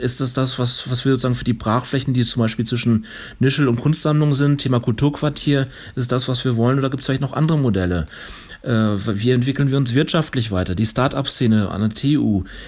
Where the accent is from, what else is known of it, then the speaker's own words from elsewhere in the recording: North Rhine-Westphalia, Germany; moved away as an adult; now in Chemnitz, Germany; ich komme ja aus, aus Nordrhein-Westfalen